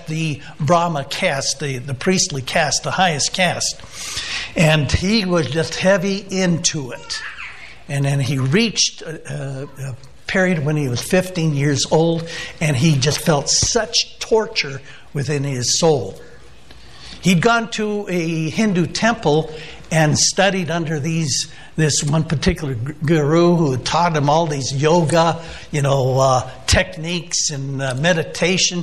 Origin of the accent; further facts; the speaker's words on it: San Diego, California, United States; I'm from Southern California. I'm from the San Diego area